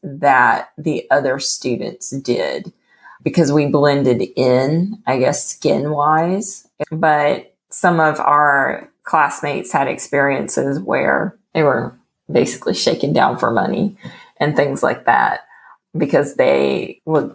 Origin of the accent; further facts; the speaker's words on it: Beaumont, Texas, United States; moved away as an adult; also born or lived in North Carolina; now in Kaohsiung, Taiwan; When I was really small, we lived in North Carolina, and then we moved to Beaumont, Texas, which is where I grew up.